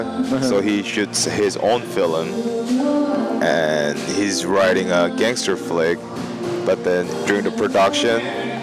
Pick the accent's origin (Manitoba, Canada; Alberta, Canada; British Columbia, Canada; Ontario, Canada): Ontario, Canada; Toronto; I grew up there